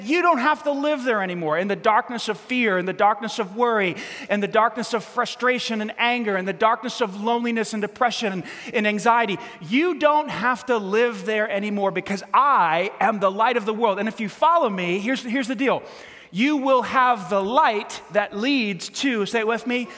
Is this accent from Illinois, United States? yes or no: no; New York City, New York, United States; moved away; I grew up in New York City.